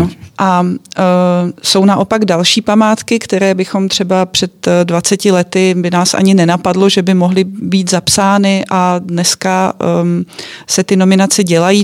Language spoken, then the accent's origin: Czech; Czechia; my Češi, kteří jsme odkojení chmelovými brigádami